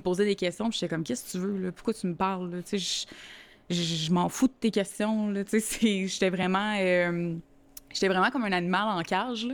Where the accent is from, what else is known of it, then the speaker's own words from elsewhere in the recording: Montreal, Quebec, Canada; moved away as an adult; now in Saint-Lin–Laurentides, Canada; j'ai grandi à Montréal-Nord